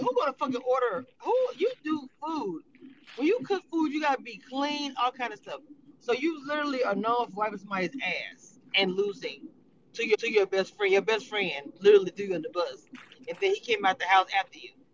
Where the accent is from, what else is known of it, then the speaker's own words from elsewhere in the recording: Louisiana, United States; I'm from Louisiana, we're Creole